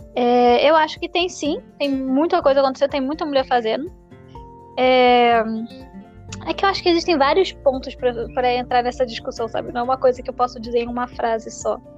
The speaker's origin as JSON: {"language": "Portuguese", "town": "Niterói", "region": "Rio de Janeiro", "country": "Brazil", "said": "Eu sou carioca de Niterói."}